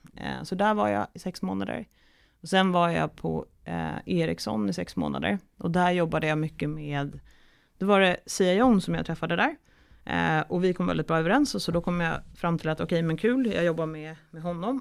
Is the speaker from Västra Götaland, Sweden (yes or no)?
no; Stockholm, Stockholm County, Sweden; also born or lived in Umeå; från Stockholm, där jag kommer ifrån